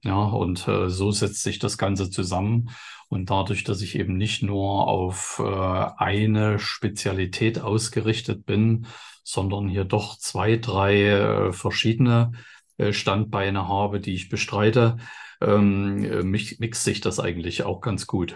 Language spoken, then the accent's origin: German; East Germany, Germany; dass ich in dem Sinne aus dem Osten bin